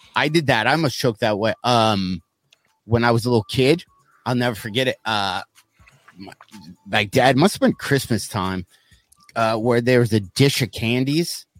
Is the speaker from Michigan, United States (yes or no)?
yes; South Lyon, Michigan, United States; the town I grew up in in South Lyon, Michigan